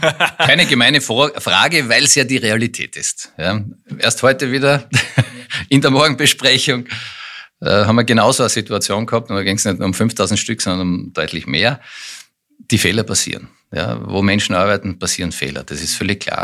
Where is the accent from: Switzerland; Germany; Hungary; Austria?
Austria; Styria; moved away as an adult; also born or lived in Graz / Vienna; now in Lower Austria, Austria; gebürtiger Steirer